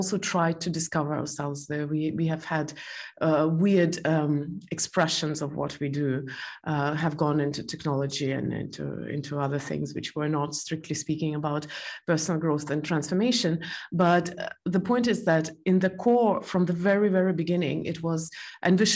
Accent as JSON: {"language": "English", "country": "Estonia", "tie": "born or raised there", "also_born_or_lived": "Belarus", "said": "I'm originally from Estonia, but I was born in Belarus"}